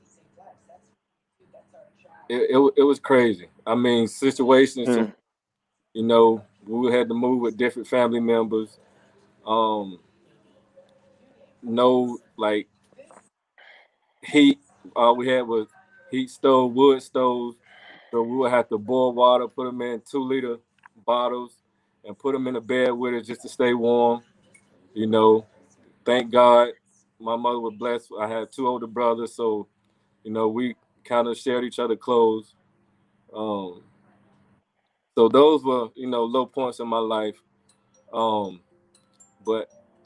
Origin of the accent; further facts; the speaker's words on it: Cleveland, North Carolina, United States; also born or lived in Mooresville, North Carolina / Salisbury, North Carolina; A lot of people know I'm from Cleveland. I'm gonna say Cleveland/Mooresville, but Cleveland